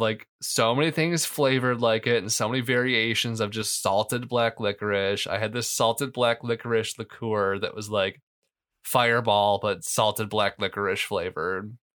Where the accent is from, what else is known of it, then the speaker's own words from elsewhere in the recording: Canton, United States; I grew up in Canton